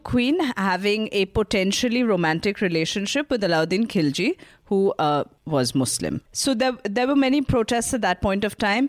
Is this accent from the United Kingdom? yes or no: no; India; as an Indian